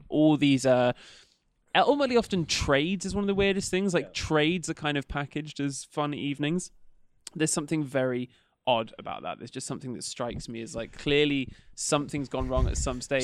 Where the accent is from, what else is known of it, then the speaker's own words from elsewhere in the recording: Bristol, South West England, United Kingdom; moved away; I'm from Bristol originally